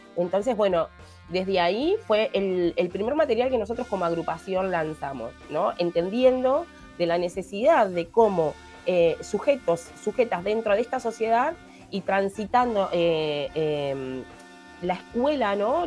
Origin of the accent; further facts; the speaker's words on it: Palermo, Montevideo, Uruguay; porque yo me crié en Palermo